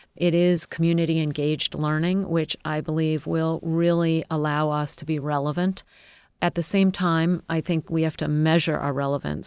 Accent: United States

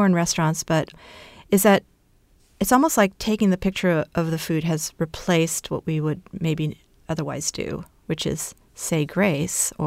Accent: Brazil; my mother's Brazilian, I was born in Brazil

